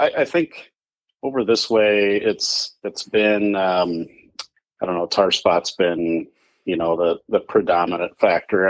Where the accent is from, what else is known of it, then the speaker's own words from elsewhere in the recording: Walnut, Illinois, United States; I'm from Walnut, Illinois.